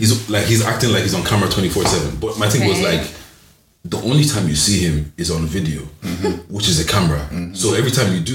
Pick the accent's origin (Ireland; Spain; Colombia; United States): Ireland; Cork, Munster; Here, I'm from Cork, buddy. I'm from Cork, buddy.